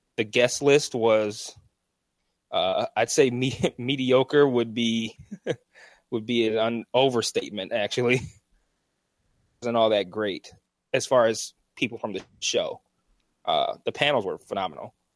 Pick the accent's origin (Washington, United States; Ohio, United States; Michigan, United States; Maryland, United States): Michigan, United States; Detroit; I'm from Detroit